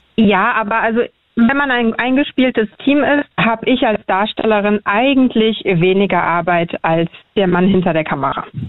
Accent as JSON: {"language": "German", "region": "Berlin", "country": "Germany", "tie": "born or raised there", "said": "wir sind auch in Neukölln groß geworden mit einem großen Migrantenanteil"}